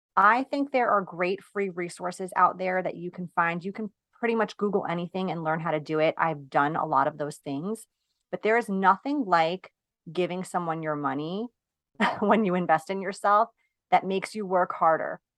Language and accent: English; New York, United States; I'm from New York.